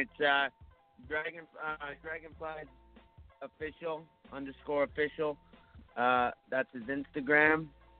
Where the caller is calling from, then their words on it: Toronto, Ontario, Canada; I'm calling from Toronto, Canada.